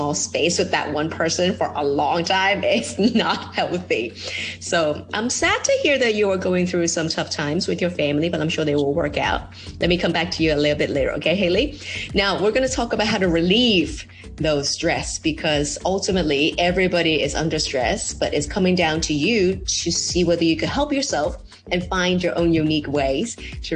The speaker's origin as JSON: {"language": "English", "country": "Hong Kong", "said": "I know being a Hong Konger"}